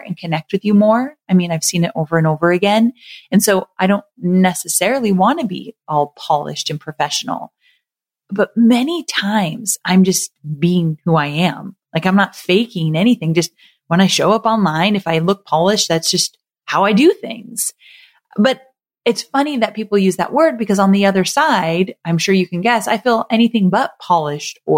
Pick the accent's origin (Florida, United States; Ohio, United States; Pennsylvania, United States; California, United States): California, United States; Southern; moved away as an adult; also born or lived in Santa Barbara, California; now in Nashville, United States; I was born and raised in Southern California, and I've lived there my entire life.